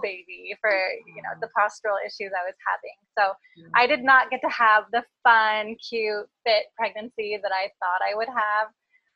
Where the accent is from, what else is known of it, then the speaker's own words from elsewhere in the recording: coast of Oregon, United States; also born or lived in Portland, Oregon; I grew up on the coast of Oregon, and then I moved to Portland, Oregon